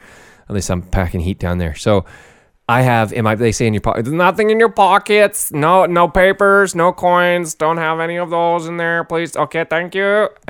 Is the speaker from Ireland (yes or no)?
no; Germany; I'm from Germany.